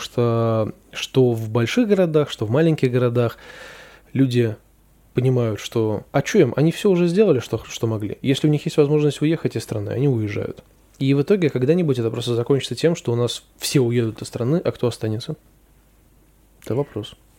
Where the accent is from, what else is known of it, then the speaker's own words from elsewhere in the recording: Saint Petersburg, Russia; я считаю, что я из Петербурга